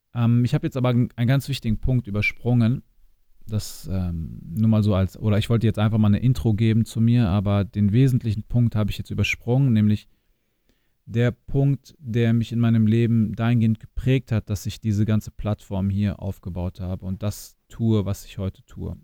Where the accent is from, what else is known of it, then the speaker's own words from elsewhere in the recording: near Hanover, Lower Saxony, Germany; now in Düsseldorf, Germany; geboren und aufgewachsen in Niedersachsen in der Nähe von Hannover, in einem kleinen Ort, 20.000 Einwohner ungefähr, und habe meine Wurzeln in Bosnien